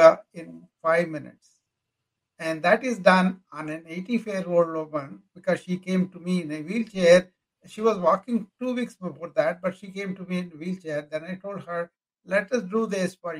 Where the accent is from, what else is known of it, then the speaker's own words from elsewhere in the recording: India; moved away as an adult; now in United States; Well, I came from India.